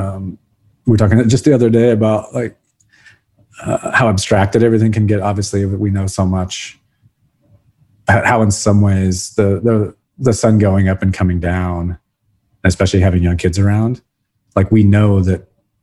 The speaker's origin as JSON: {"language": "English", "country": "Brazil", "tie": "born or raised there", "said": "And then of course, growing up in Brazil where we lived was just absolutely gorgeous."}